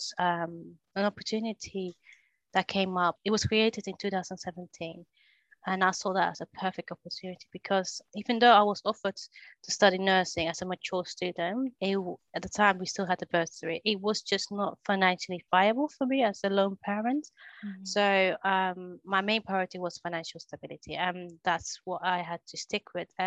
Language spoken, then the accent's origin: English; Netherlands; now in England; So my first job in England, because I grew up in Holland